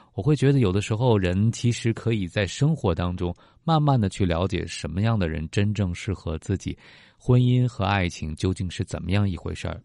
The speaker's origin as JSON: {"language": "Chinese", "country": "China", "said": "我们中国人"}